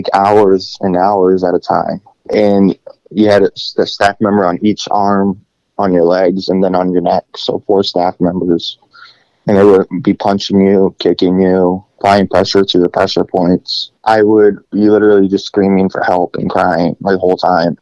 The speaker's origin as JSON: {"language": "English", "town": "Greenwich", "region": "Connecticut", "country": "United States", "tie": "born or raised there", "also_born_or_lived": "Russia / Stockton, Missouri", "moved": "yes", "said": "I was adopted from Russia when I was 3 years old and actually grew up in Greenwich, Connecticut."}